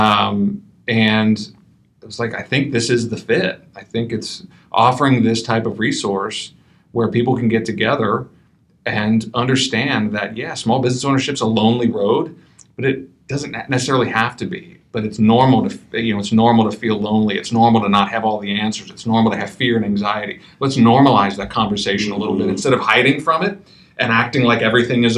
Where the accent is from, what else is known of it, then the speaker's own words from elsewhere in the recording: Midwest, United States; I'm from the Midwest.